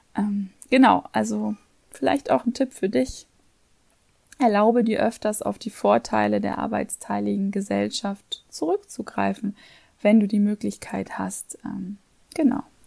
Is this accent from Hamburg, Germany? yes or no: yes; Hamburg, Germany; now in Vienna, Austria; da halt auch alte Freunde zu treffen, meine Eltern viel zu sehen, meine Schwester. Und ähm, ja, finde es einfach schön, auch meinen Sohn mit meiner Heimat vertraut